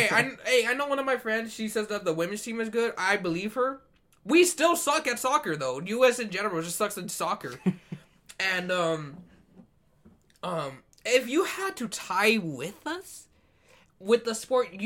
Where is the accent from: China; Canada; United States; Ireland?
United States; Washington; I was born in Washington